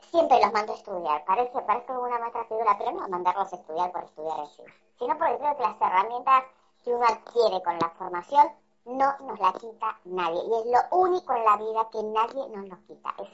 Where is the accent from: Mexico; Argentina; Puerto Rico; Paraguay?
Argentina; now in Valencia, Spain; orgullosa egresada de la UBA. Digamos. La verdad, creo, creo que es una de las cosas que más orgullo me da de Argentina.